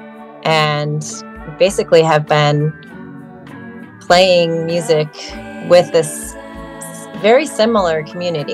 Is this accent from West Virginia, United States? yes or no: no; Orange County, California, United States; moved away as an adult; now in San Francisco, United States; California originally. I grew up in Orange County